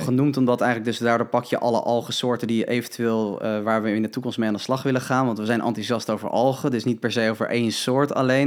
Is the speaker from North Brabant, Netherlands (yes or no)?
no; Huizen, North Holland, Netherlands; natuurvoedingswinkel in Huizen, waar ik vandaan kom